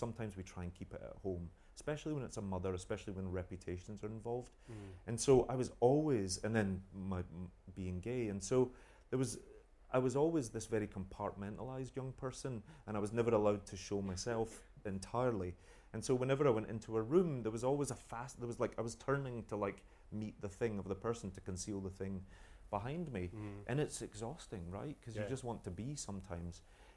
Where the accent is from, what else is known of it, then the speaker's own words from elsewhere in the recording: United Kingdom; being British